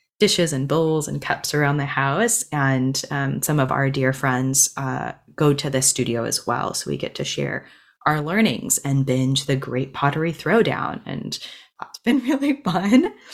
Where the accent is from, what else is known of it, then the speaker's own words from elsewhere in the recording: United States; moved away; We went back to my hometown last week and spent a whole week and stayed with my childhood best friend